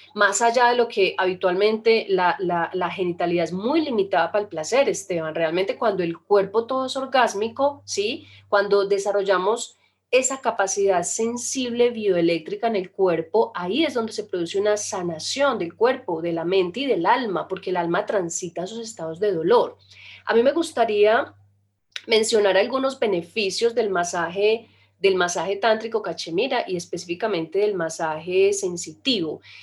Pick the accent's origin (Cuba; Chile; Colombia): Colombia; Nosotros inclusive somos de Colombia